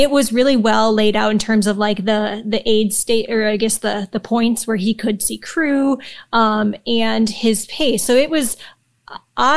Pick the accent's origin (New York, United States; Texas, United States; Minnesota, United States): Minnesota, United States; I'm also from Minnesota, and I grew up hiking the Superior Hiking Trail